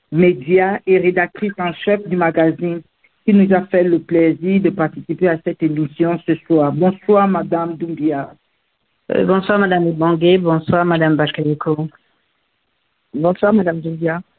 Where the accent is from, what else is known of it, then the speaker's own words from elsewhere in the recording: Mali; now in France; ce que moi j'ai quitté le Mali au début des années 80 euh, avec mes parents. Et ensuite, euh, en ce qui concerne la France, euh, je, je vis en France depuis à peu près, on va dire, 20 ans.